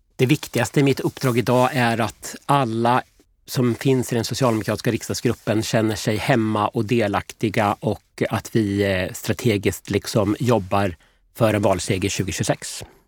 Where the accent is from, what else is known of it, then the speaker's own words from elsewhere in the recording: Motala, Östergötland, Sweden; now in Linköping, Sweden; jag kommer från Motala från början